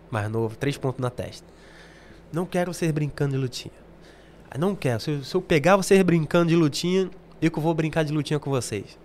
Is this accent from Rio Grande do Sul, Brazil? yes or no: no; Rio de Janeiro, Brazil; accent: carioca; moved away as an adult; now in England, United Kingdom; criado mesmo no Rio